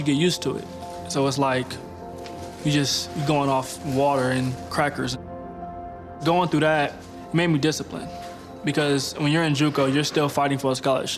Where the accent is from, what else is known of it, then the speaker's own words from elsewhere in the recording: Pomona, California, United States; moved away as an adult; now in Provo, United States; I grew up in Pomona, California.